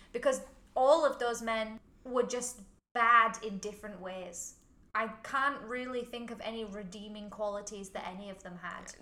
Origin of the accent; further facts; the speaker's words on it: Huddersfield, Yorkshire and the Humber, United Kingdom; now in Hong Kong; I'm from Huddersfield, not that far away